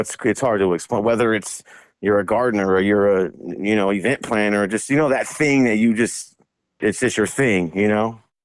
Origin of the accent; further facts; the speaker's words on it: Vallejo, California, United States; I was born and raised in Vallejo, California